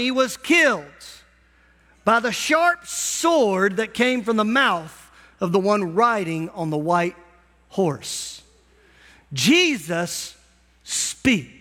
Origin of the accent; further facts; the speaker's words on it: United States; as an American